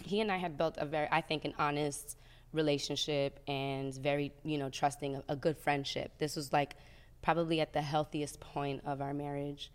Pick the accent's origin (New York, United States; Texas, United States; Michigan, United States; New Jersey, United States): New Jersey, United States; I'm from Jersey